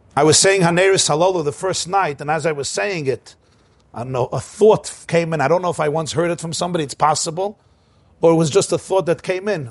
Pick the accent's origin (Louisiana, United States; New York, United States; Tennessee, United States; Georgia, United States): New York, United States; New York City; I grew up in Crown Heights